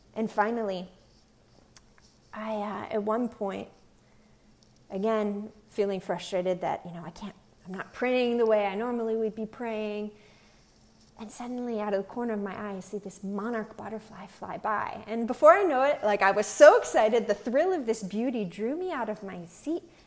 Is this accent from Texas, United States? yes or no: no; Pennsylvania, United States; now in Long Beach, United States; I'm originally from Pennsylvania. I'm currently here in Long Beach, California.